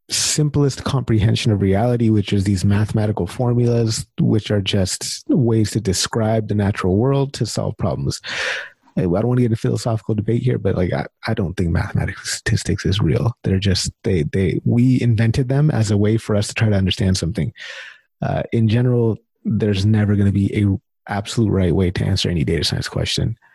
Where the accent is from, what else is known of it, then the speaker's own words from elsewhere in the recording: India; Sorry, I don't don't mean to be racist. I'm Indian too.